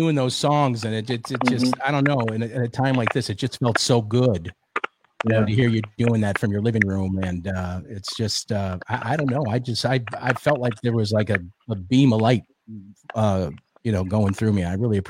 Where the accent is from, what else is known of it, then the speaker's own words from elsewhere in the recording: Chicago, Illinois, United States; I grew up in Chicago, and I used to get beat up all the time by the Irish kids. I was a little Italian boy